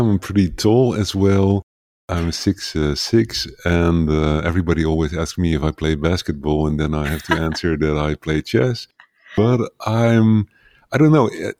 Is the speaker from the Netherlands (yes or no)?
yes; Netherlands; first language Dutch; English is a second language; very tiny village somewhere to the east of New York, like at the other side of the ocean. And so English is not my native language. But I find that most people around the world can understand my English better than they can understand my Dutch.